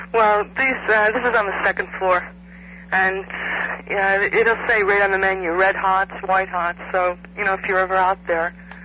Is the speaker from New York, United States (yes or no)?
yes; Irondequoit, New York, United States; moved away as an adult; now in Fort Lauderdale, United States; I'm from Irondequoit.